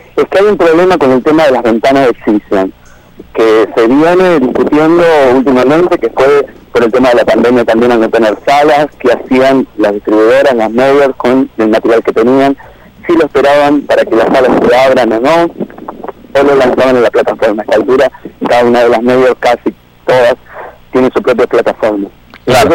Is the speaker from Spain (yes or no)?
no; Argentina; los cinco somos eh, periodistas argentinos